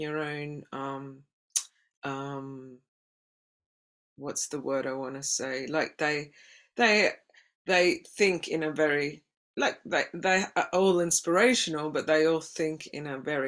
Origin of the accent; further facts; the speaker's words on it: Australia; moved away; being an Aussie